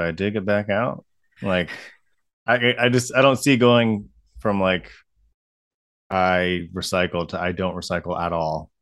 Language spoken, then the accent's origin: English; Ohio, United States; also born or lived in Colorado; growing up in Ohio